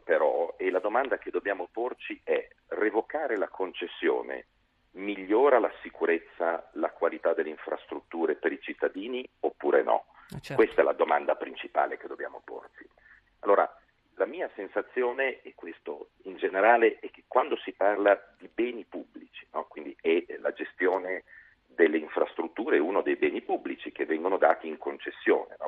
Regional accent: Liguria, Italy; sono ligure di origine

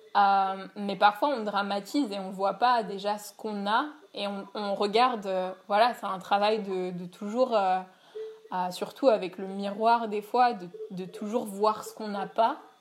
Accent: Paris, Île-de-France, France; moved away as an adult; also born or lived in New York; donc j'habite à Paris et je suis née à Paris

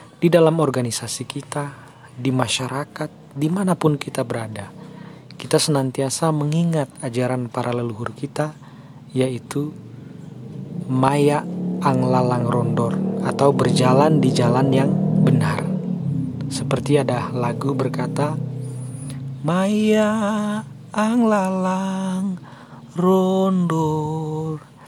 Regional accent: Tondei, North Sulawesi, Indonesia; desa kita yaitu desa Tondei

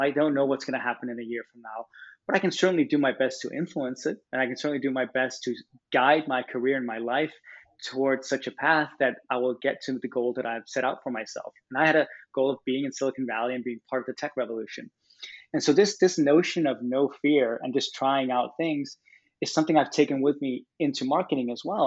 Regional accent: Copenhagen, Capital Region of Denmark, Denmark; moved away as an adult; also born or lived in California; I'm from Copenhagen, Denmark

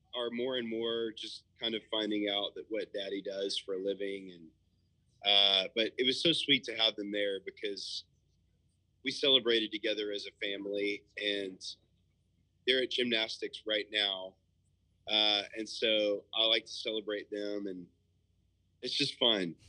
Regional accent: Nashville, Tennessee, United States; also born or lived in Murfreesboro; I was born and raised in West Nashville

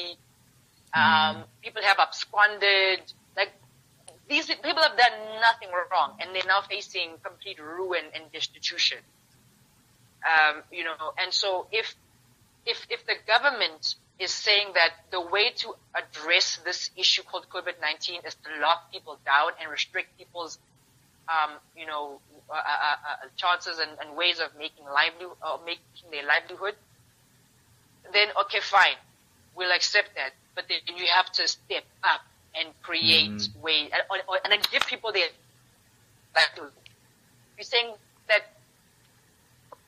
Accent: South Africa; as South Africans as a South African creative market

